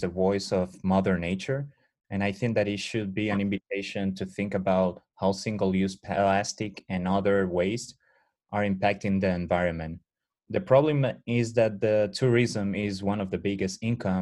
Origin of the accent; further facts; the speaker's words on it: Dominican Republic; I'm from Dominican Republic